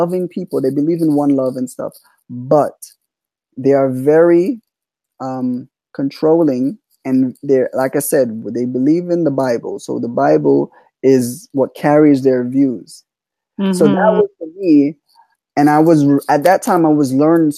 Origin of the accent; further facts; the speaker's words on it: Jamaica; I'm Jamaican, so I was raised as Jamaican